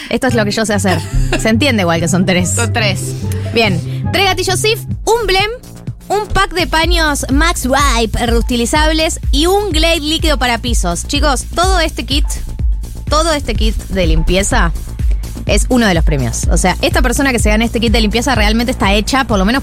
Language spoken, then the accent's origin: Spanish; Argentina; Perdón, siento que soy como muy argentino para decir.